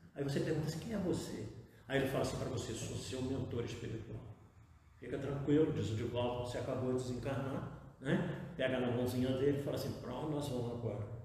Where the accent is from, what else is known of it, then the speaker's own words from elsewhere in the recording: Paraíba do Sul, Rio de Janeiro, Brazil; moved away; Eu sou de Paraíba do Sul, então minha família toda basicamente está internada lá, enterrada lá por pai de mãe